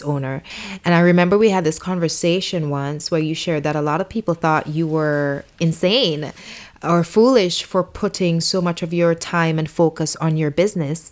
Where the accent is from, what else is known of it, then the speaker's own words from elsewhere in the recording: St. Vincent & Grenadines; accent: Vincentian; growing up in the Caribbean